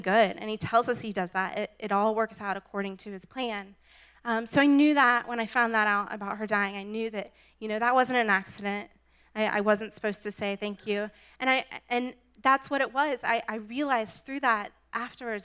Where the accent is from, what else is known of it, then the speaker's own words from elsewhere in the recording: Jacksonville, Florida, United States; moved away as an adult; also born or lived in Pittsburgh; Moved back down. I'm from Jacksonville, and I wanted to be closer to home